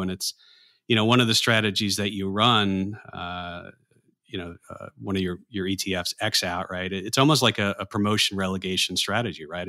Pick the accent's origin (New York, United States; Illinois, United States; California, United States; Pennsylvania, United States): New York, United States; New York area, United States; growing up in the New York area